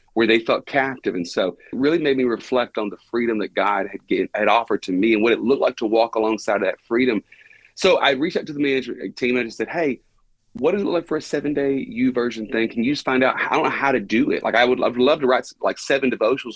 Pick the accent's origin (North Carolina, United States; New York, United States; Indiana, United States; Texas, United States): Texas, United States; Buna; born and raised and have never moved out of the unincorporated township of Buna, Texas.